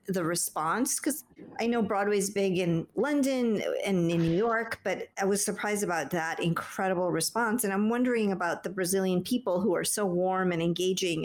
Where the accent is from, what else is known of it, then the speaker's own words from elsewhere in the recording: Peru; I'm from Peru